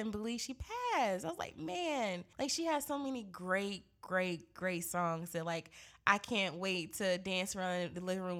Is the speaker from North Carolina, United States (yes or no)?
yes; Greensboro, North Carolina, United States; born or raised there; moved away